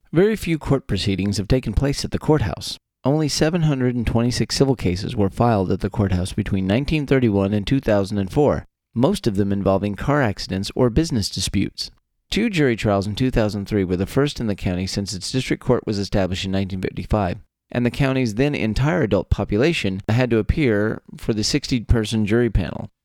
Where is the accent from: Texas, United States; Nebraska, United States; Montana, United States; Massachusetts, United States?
Texas, United States; born or raised there